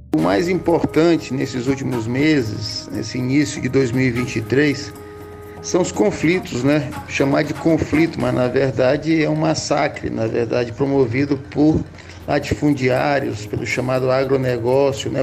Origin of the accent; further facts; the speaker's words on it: Maranhão, Brazil; para nós no Maranhão